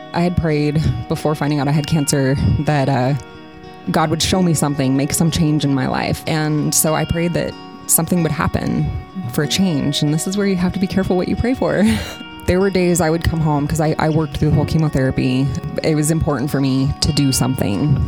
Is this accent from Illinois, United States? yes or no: no; Coos Bay, Oregon, United States; moved away; I'm from Coos Bay, Oregon